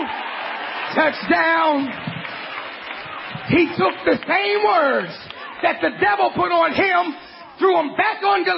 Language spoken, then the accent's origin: English; Philadelphia, Pennsylvania, United States; moved away; I'm from Philadelphia